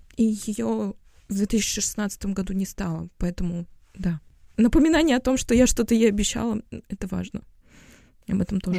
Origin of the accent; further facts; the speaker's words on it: Moscow, Russia; moved away as an adult; also born or lived in Tashkent, Uzbekistan / Latvia; now in Berlin, Germany; Мы родились в Москве, мы всю жизнь жили в Москве.